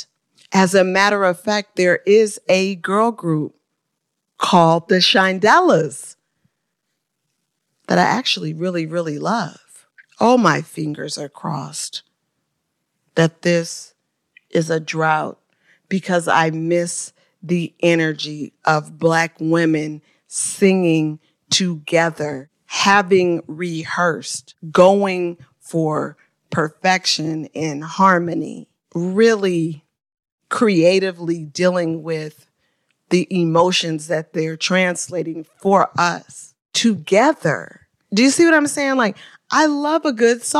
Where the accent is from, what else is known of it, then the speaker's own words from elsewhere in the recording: Oakland, California, United States; my hometown of Oakland, California